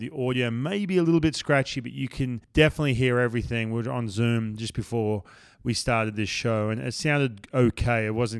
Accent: Australia; We're both from Australia.

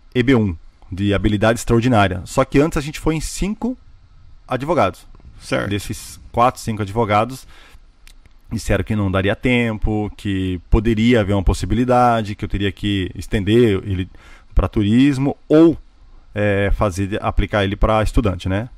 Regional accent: Joinville, Santa Catarina, Brazil; moved away as an adult; now in United States; eu sou de Joinville, Santa Catarina, né? Sul do Brasil

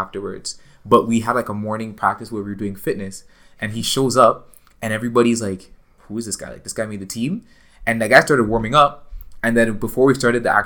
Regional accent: Toronto, Ontario, Canada; I grew up in Toronto. I grew up in Scarborough

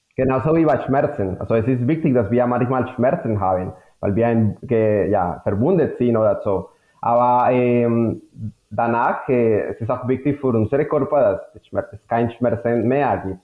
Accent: Colombia; German is a second language; moved away as an adult; now in Germany; komme aus Kolumbien. Äh, ich bin Chemiker mit Schwerpunkt Biochemie, habe in Kolumbien studiert. Mein meine Heimat

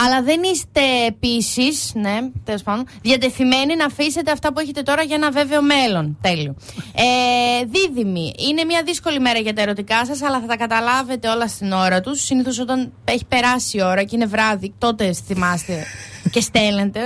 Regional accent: Thessaloniki, Central Macedonia, Greece; είμαι Θεσσαλονικιά

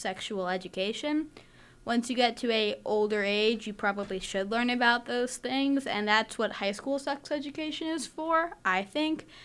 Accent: New York City, New York, United States; moved away as an adult; also born or lived in Manhattan; now in Tempe, United States; I'm from New York City. We grew up learning about sex education from the fourth grade all the way through high school.

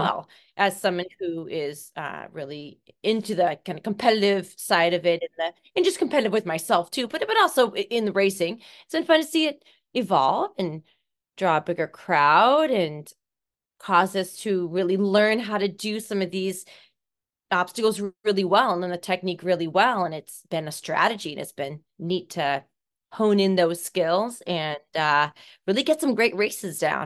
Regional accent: Seattle, Washington, United States; I am from Seattle, Washington, born the eighth of nine children.

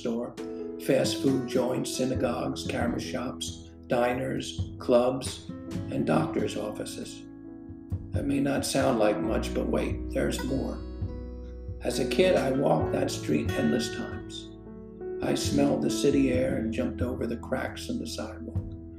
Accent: Philadelphia, Pennsylvania, United States; growing up in Northeast Philadelphia in the 60s.

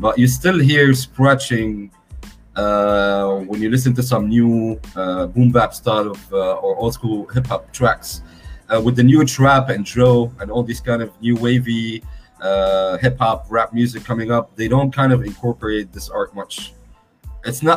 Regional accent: Beirut, Beirut Governorate, Lebanon; I'm from Lebanon, by the way, for those who don't know, Beirut

